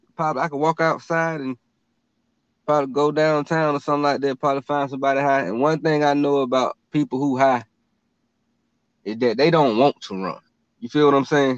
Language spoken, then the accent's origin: English; Atlanta, Georgia, United States; we're from Atlanta